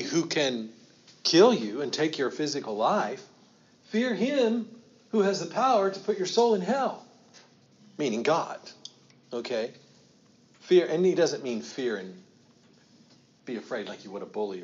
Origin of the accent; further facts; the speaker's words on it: United States; I can only speak for American culture because I'm American, okay? That's all I can speak for. I'm raised an American